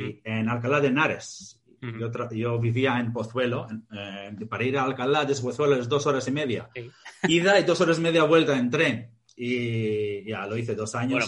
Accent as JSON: {"language": "Spanish", "region": "Victoria", "country": "Australia", "tie": "born or raised there", "also_born_or_lived": "Greece", "second_language": "Spanish", "moved": "yes", "said": "Yo nací en Australia y mis padres son griegos, ah, emigraron a Australia y si este, yo nací en Australia. Y luego, bueno, vivimos en Grecia, luego en Australia y hice los estudios en Australia"}